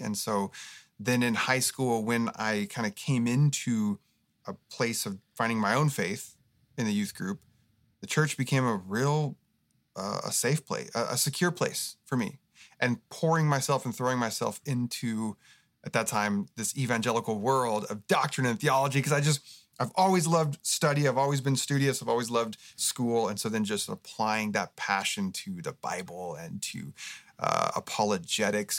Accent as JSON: {"language": "English", "region": "Oregon", "country": "United States", "tie": "born or raised there", "moved": "yes", "lives_now": "Southern California, United States", "said": "I grew up in Oregon"}